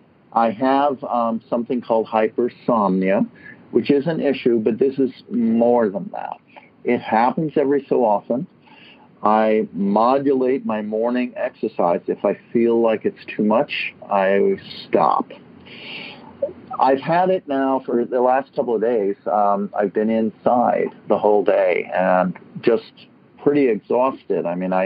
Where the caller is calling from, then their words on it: San Francisco, California, United States; I'm calling from San Francisco.